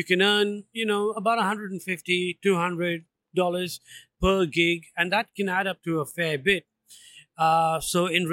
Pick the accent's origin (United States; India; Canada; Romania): India; Andaman and Nicobar Islands; now in Melbourne, Australia; I'm from the Andaman and Nicobar Islands, which is in the Andaman Sea, is in South Asia.